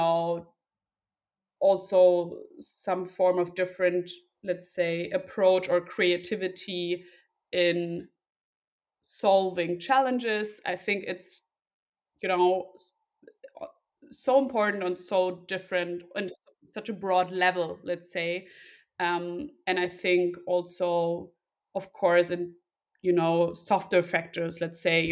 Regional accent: Berlin, Germany; Two siblings, no pets, from Berlin originally

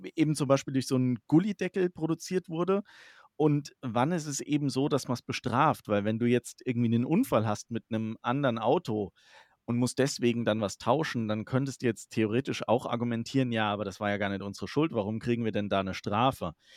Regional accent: Germany; Wir bei uns in Deutschland hier

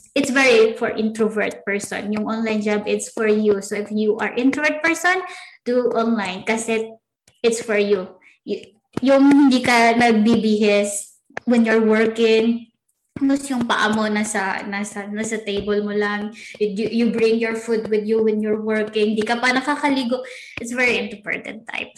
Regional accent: Philippines; we are Pinoy

